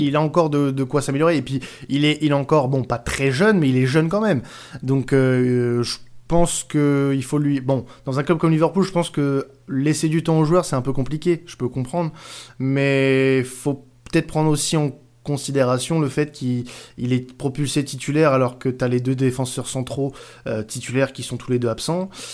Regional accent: France; je suis un bon Français

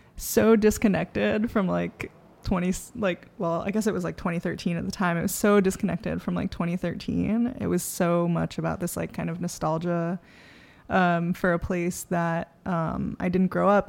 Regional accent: New York City, New York, United States; I grew up in the Bronx.

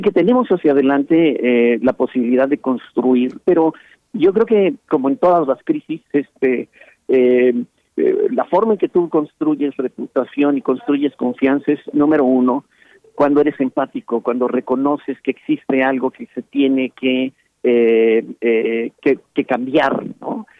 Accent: Mexico

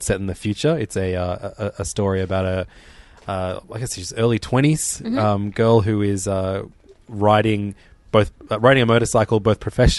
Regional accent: Canada; But as a Canadian hockey fan, just for yourself, maybe not for your sister

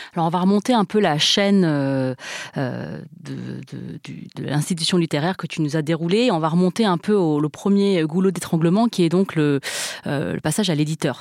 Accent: France; first language Chinese; French is a second language; je voulais être une écrivaine française parce que je suis française

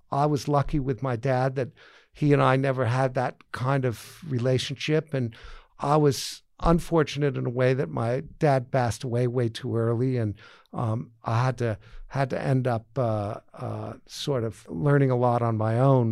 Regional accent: outside of Boston, Massachusetts, United States; I grew up in Boston, Massachusetts, outside of Boston, Massachusetts, and, uh, um, in a real sort of country town

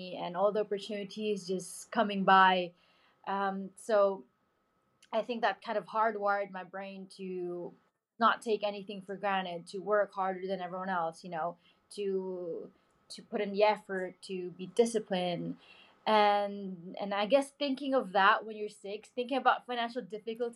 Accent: Philippines; I came from the Philippines, not a country known for motorsport

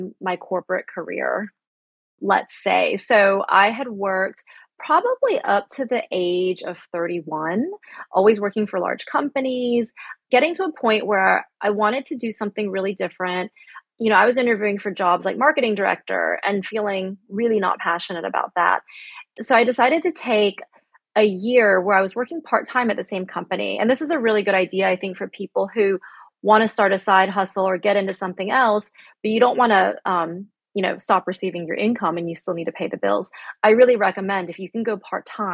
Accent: United States; moved away; also born or lived in Shanghai, China / Spain; me being American

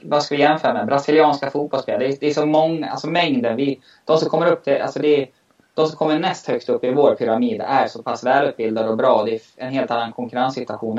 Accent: Mora, Dalarna County, Sweden; accent: dalmål; moved away; also born or lived in Stockholm; … kallades jag då eftersom mitt dalmål

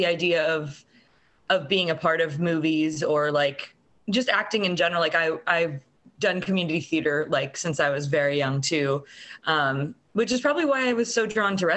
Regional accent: Altoona, Iowa, United States; my hometown of Altoona, Iowa

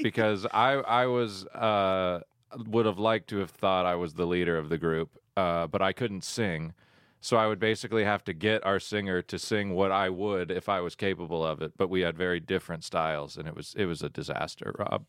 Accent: Woodstock, Georgia, United States; I grew up in Woodstock, Georgia

